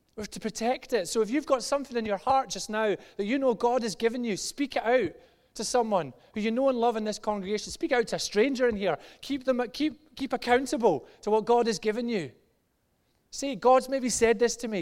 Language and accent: English; just outside Glasgow, Scotland, United Kingdom; moved away; when I was about ten years old, eh, in Glasgow, just outside Glasgow to the age of about fourteen, actually younger, probably about seven to fourteen